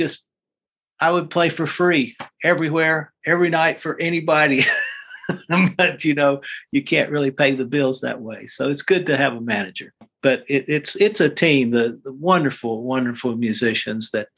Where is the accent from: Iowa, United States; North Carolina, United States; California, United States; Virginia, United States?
North Carolina, United States; Randolph County; I was born in Randolph County, North Carolina